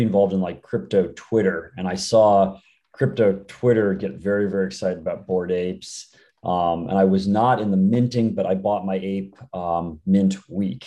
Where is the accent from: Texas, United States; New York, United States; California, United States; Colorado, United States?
California, United States; the Bay Area; born and raised in the Bay.